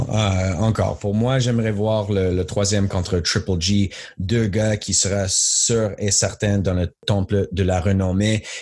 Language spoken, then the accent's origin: French; Montreal, Quebec, Canada; moved away as an adult; j'étais né à Montréal, j'étais là jusqu'à l'âge de 32.